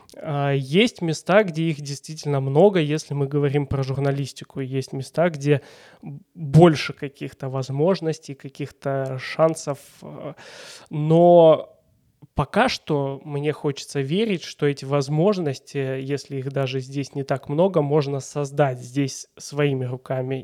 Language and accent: Russian; Stavropol, Stavropol Krai, Russia; Родился здесь и живу здесь